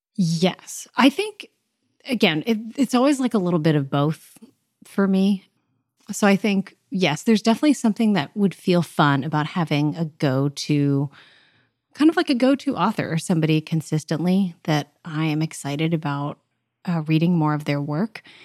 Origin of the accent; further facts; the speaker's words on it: Southern California, United States; moved away as an adult; now in Nashville, United States; I am from Southern California, but currently I am a recent, uh, two years now transplant to Nashville, Tennessee